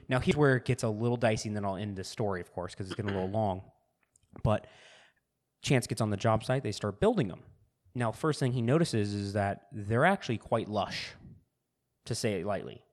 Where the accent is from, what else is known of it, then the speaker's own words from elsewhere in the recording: California, United States; Growing up in California